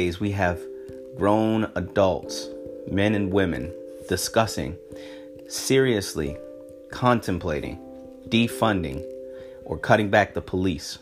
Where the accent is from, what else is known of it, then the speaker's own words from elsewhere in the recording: United States; I'm an American who happens to be black.